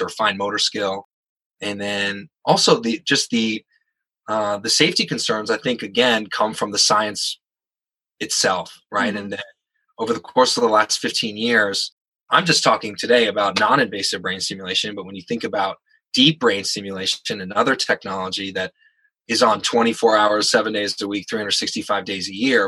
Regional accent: San Francisco, California, United States; I'm from San Francisco

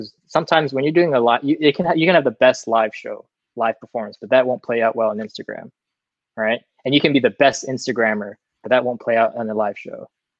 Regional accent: Singapore; also born or lived in Vancouver, Canada / Massachusetts, United States; Yeah. My parents are Singaporean. They were born in Singapore. They met in Singapore, then they moved to Vancouver for a little bit, had me and my older brother. moved back to Singapor

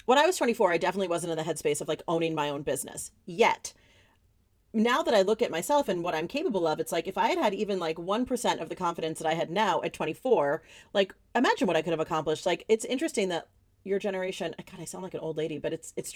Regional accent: New York City, New York, United States; I also grew up in New York City

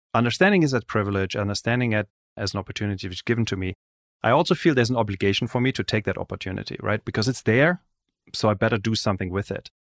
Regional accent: Germany; I grew up in Europe, in Germany.

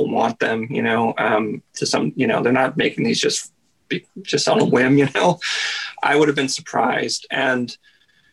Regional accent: Washington, United States; moved away as an adult; also born or lived in Seattle; now in Vancouver, Canada; I grew up right on the other side of the border. Like my dad went to grade school like a mile from the border, and I grew up right on the other side of the border

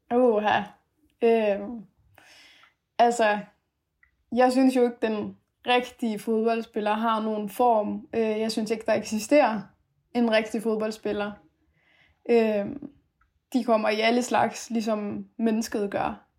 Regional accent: Denmark; born or raised there; also born or lived in Afghanistan / Aarhus, Denmark

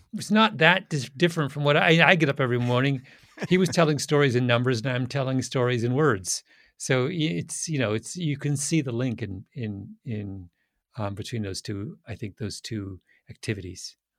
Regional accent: Canada; moved away as an adult; now in United States; I'm a Canadian

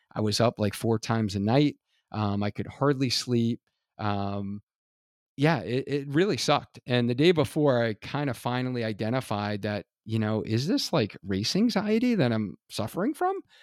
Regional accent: Hartford, Connecticut, United States; Hartford, Connecticut. This is my hometown

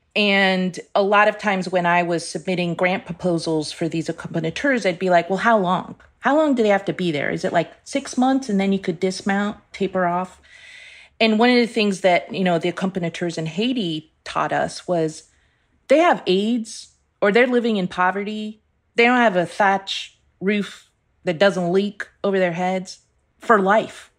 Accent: Iran; moved away; I was born in Iran

